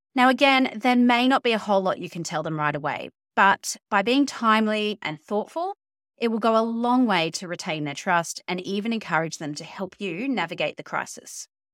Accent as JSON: {"language": "English", "region": "Queensland", "country": "Australia", "said": "the Queensland state government, my home state"}